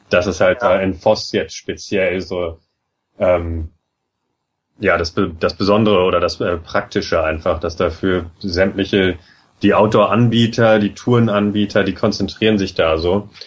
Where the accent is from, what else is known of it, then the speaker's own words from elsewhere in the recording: Germany; now in Norway; als Deutscher